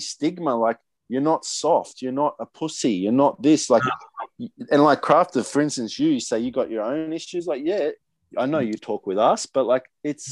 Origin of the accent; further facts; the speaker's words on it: Sydney, New South Wales, Australia; I grew up in Maroubra